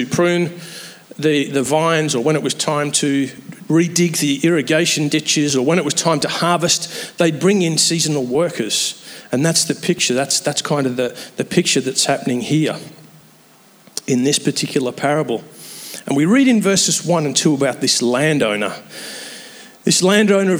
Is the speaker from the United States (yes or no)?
no; England, United Kingdom; moved away; I'm an Englishman